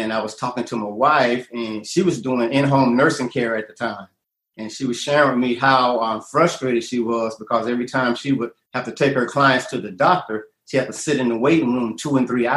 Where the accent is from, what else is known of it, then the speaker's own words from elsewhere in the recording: Atlanta, Georgia, United States; I'm from Atlanta, you know, and I've been here about 35 years now.